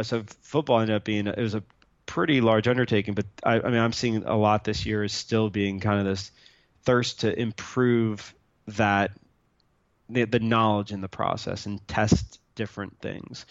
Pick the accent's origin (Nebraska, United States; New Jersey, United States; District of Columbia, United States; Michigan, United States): New Jersey, United States; now in Austin, United States; I grew up in New Jersey, so I'm a New York Giant fan